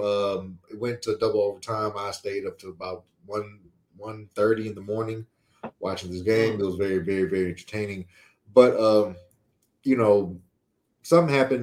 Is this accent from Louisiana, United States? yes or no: yes; Louisiana, United States; we grew up in Louisiana